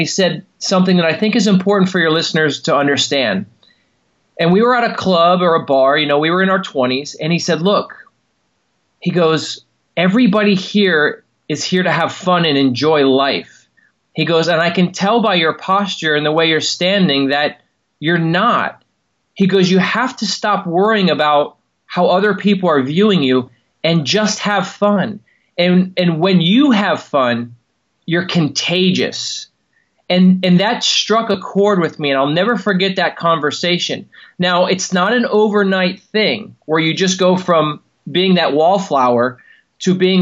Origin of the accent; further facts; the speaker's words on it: Miami, Florida, United States; moved away as an adult; also born or lived in Tampa, Florida; I grew up in Miami, Florida, and I moved to Tampa when I was 28 years old